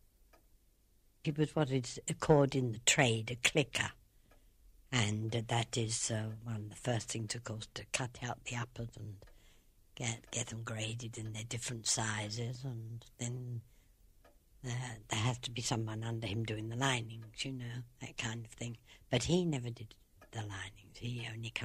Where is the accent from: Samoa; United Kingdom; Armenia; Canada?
United Kingdom; Sutton, London; moved away as an adult; also born or lived in Ballinasloe, Ireland; now in Ireland; I came from Sutton in Surrey, and it was a nice little, well, I suppose they call it village those days